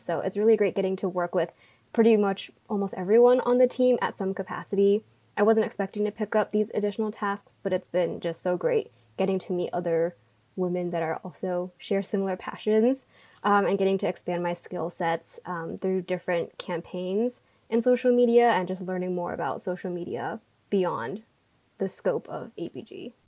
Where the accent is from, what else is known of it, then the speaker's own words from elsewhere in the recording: Irvine, California, United States; I grew up, um, like Janet, in Orange County. So I'm from Irvine